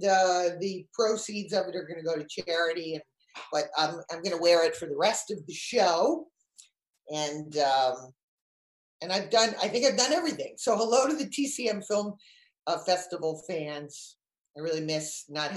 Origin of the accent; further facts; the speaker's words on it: Connecticut, United States; moved away; also born or lived in New York City; I'm from Connecticut